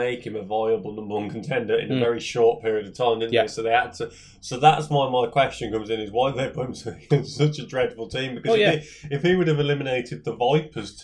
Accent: Scotland, United Kingdom; I'm from Scotland

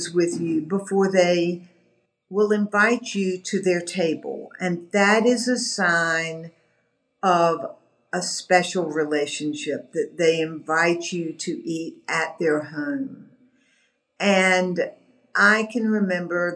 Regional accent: the American South, United States; being a Southerner, you know, we have a heritage of greeting people and welcoming people

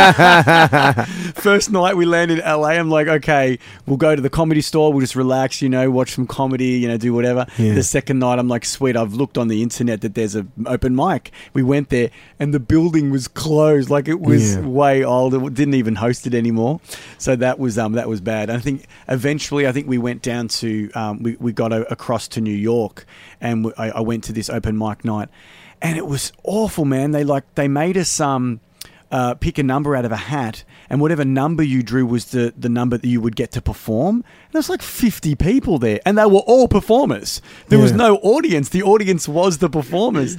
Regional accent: Melbourne, Victoria, Australia; I came from Australia

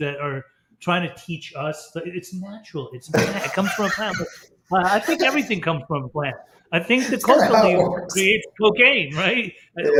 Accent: Orange County, California, United States; I grew up in Orange County, LA, late 80s, early 90s

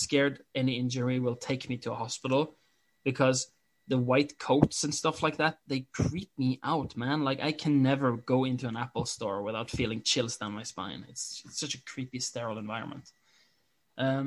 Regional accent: Norway; English is a second language; I'm Norwegian

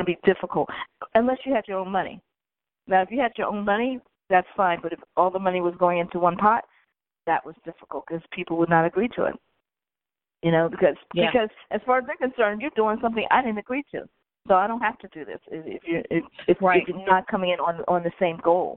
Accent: Philadelphia, Pennsylvania, United States; I was born in Hahnemann.

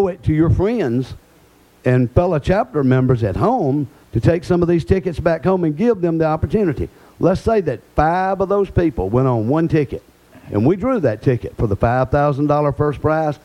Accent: Alabama, United States; I'm from Alabama.

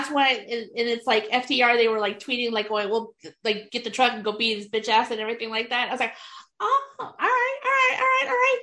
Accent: Houston, Texas, United States; I am from Houston. I usually support my Houston wrestlers

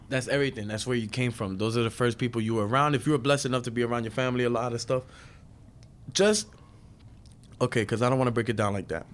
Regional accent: New York City, New York, United States; I'm a second generation Dominican from Brooklyn. I grew up in Brooklyn

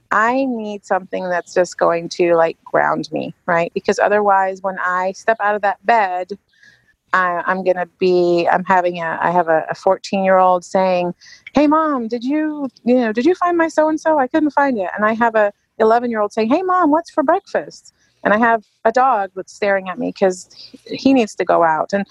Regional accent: England, United Kingdom; I grew up in England, so it's a must have for me.

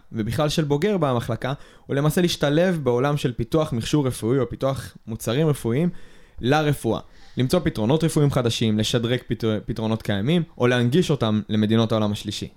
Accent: Israel; ישראלים ששירתו בצבא

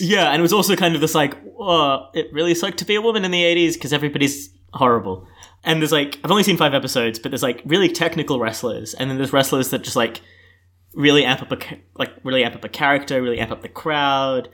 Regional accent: Melbourne, Victoria, Australia; I'm twenty-three. I'm from Melbourne

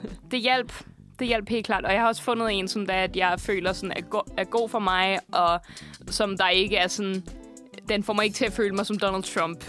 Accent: Borup, Zealand, Denmark; jeg er vokset op øh, i Borup, lige, øh, lige syd for Roskilde

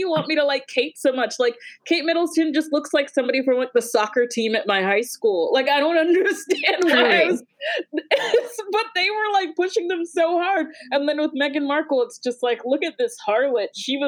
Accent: Jamaica; I watched it because, you know, as I said, I'm Jamaican.

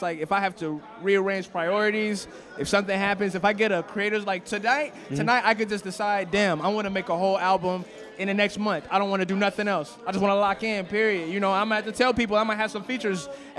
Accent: Atlanta, Georgia, United States; also born or lived in Chicago; And let me not say I'm from there, but I was born there. I moved to Atlanta. I moved to Decatur when I was 5. And I've been living here

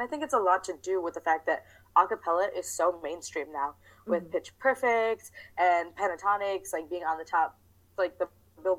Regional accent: New Jersey, United States; I am from, well, if we're talking about America, I'm from New Jersey.

